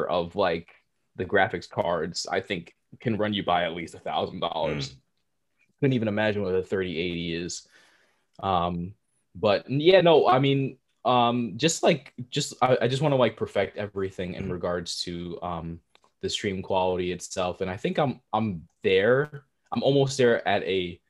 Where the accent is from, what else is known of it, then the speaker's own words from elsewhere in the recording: New Jersey, United States; born and raised in Jersey